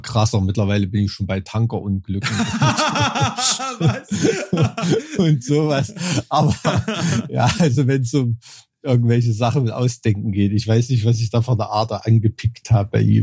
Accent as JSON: {"language": "German", "region": "Thuringia", "country": "Germany", "tie": "born or raised there", "said": "aufgewachsen bin in Thüringen"}